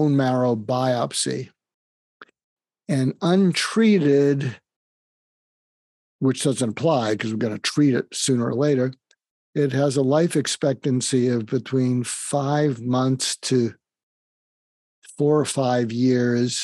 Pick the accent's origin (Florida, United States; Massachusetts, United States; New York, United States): Massachusetts, United States; outside of Boston; moved away; I grew up outside of Boston